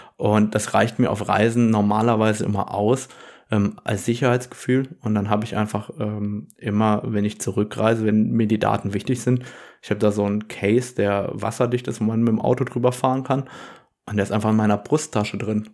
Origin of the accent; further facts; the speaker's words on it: Germany; Bei uns in Deutschland